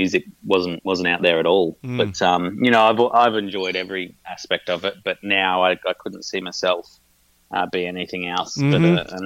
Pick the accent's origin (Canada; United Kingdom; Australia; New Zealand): Australia; Brisbane, Queensland; now in Melbourne, Australia; Melbourne's home. I grew up in Brisbane